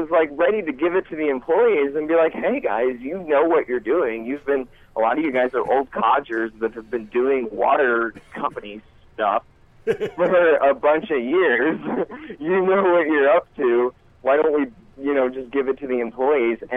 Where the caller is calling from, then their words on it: Montana, United States; Hey guys, I uh, called in a few months ago. … from Montana.